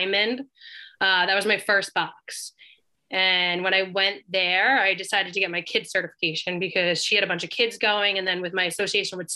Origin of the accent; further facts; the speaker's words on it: Massapequa, New York, United States; I grew up in Massapequa